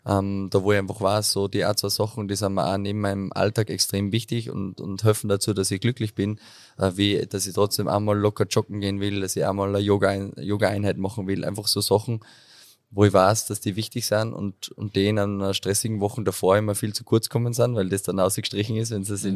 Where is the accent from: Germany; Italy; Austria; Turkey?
Austria; Unterach am Attersee, Upper Austria; moved away as an adult; also born or lived in Enns / Amstetten / Vienna / Klagenfurt; komme aus Unterach am Attersee. Ich nenne es immer so den äh, schönsten Ort der Welt.